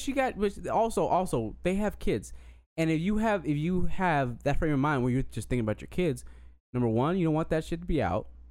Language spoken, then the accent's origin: English; Colorado, United States; moved away; I was born in Colorado and I was always, you know, I was around white people for my innocent years